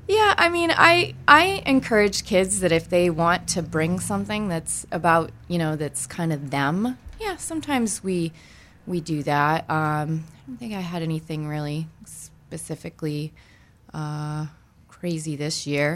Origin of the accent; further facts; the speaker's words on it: Maine, United States; I am originally from Maine